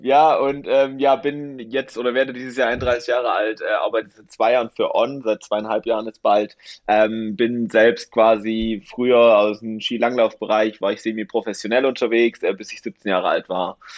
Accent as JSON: {"language": "German", "town": "Dresden", "region": "Saxony", "country": "Germany", "tie": "born or raised there", "moved": "as an adult", "lives_now": "Garmisch-Partenkirchen, Germany", "said": "bin ich umgezogen von Good Old East Germany, ähm, von meiner Heimatstadt Dresden, ähm, nach Garmisch-Partenkirchen"}